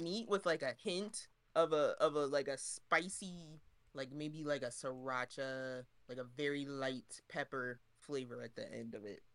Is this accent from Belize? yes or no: no; Delaware, United States; we're from Delaware